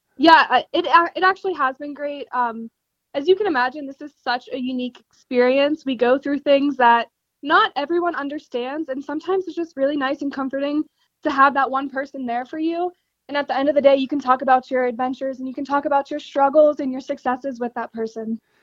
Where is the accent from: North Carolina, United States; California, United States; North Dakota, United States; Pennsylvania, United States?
Pennsylvania, United States; Pittsburgh; I am from Pittsburgh, Pennsylvania